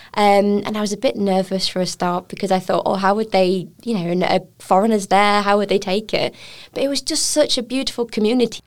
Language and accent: English; United Kingdom; now in Taiwan; I'm a British chef